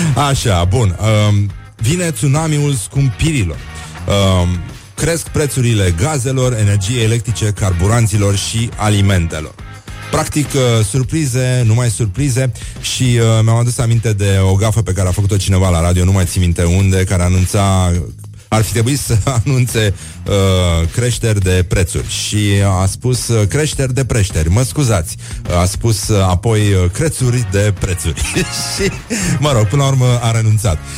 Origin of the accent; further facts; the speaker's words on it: Brăila, Brăila County, Romania; eu sunt chiar din Brăila, chiar din oraș